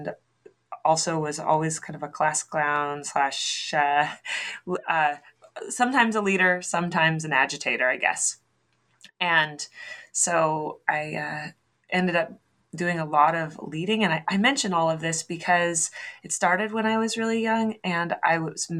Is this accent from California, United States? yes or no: no; Oregon, United States; I hail from the West Coast. I'm from Oregon